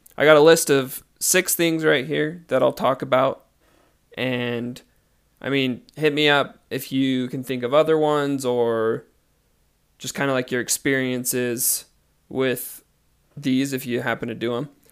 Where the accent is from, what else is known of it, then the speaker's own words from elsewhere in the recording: United States; I am from the United States